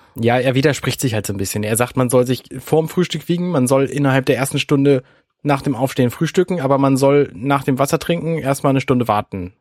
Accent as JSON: {"language": "German", "region": "Hamburg", "country": "Germany", "said": "als Hamburger"}